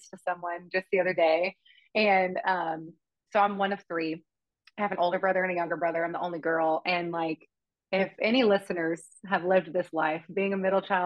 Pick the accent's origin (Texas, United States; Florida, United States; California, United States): Texas, United States; Amarillo; I grew up in Amarillo, Texas